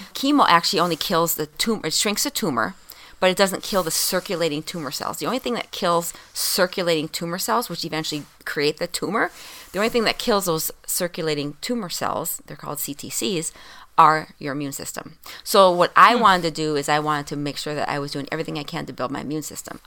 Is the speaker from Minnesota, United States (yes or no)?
yes; Minnesota, United States; being a Minnesotan, you know, we don't get much sun